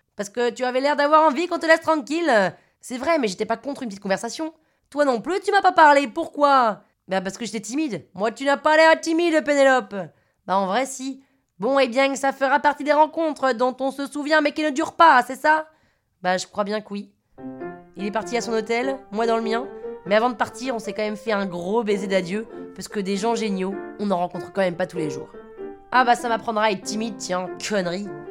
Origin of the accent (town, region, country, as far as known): Paris, Île-de-France, France